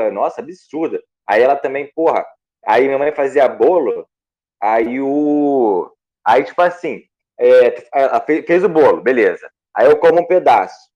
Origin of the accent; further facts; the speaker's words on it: Goiânia, Goiás, Brazil; Sou de Goiânia.